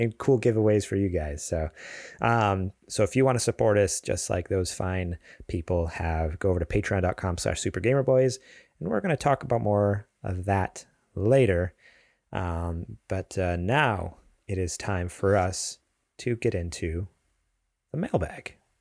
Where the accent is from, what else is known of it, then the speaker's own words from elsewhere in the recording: East Coast, United States; now in California, United States; I grew up on the East Coast.